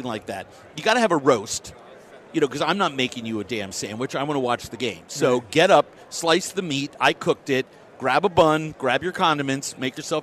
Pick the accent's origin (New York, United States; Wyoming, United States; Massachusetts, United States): New York, United States; I'm a New Yorker. Right. I love my hometown